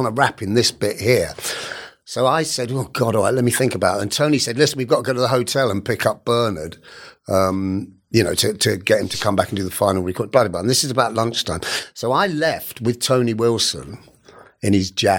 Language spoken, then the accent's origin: English; Welsh, Wales, United Kingdom; I am Welsh